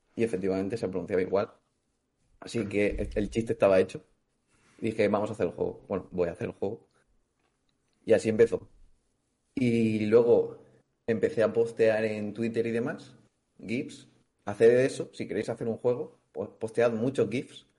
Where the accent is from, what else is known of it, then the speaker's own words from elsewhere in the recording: Valencia, Valencian Community, Spain; soy de Valencia